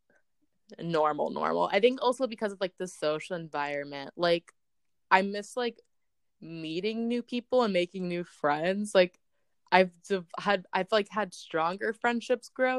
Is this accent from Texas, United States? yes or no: yes; Southlake, Texas, United States; my hometown date would be South Lake.